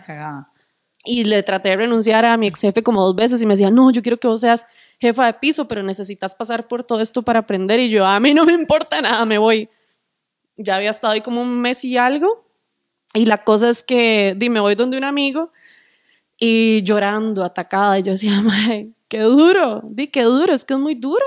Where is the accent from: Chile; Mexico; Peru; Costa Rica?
Costa Rica